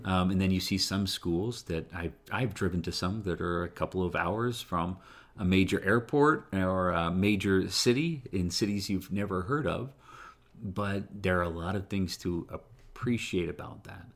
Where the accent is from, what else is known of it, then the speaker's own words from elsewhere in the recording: Utah, United States; I tell people I'm from Utah